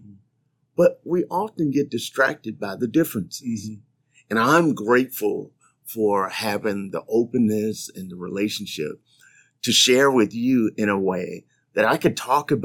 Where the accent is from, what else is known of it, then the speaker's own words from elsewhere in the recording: Midwest, United States; moved away as an adult; also born or lived in Mid-South; now in Lynchburg, United States; I grew up in the Midwest